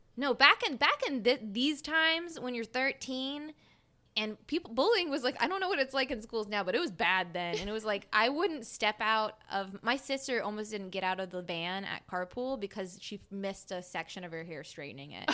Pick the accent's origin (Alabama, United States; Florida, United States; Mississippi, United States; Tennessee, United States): Mississippi, United States; South; I'm from South Mississippi.